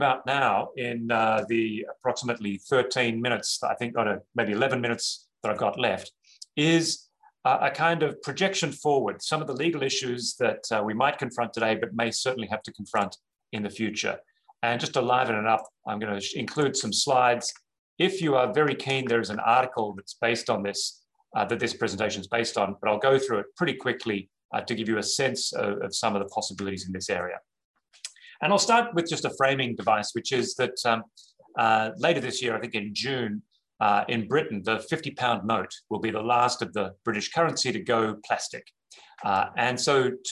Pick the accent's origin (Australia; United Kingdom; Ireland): Australia; moved away; also born or lived in New York; I say this as an Australian